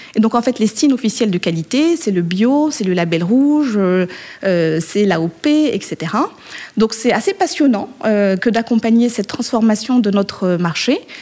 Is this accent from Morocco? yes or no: yes; Morocco; moved away; je suis née et j'ai été élevée au Maroc.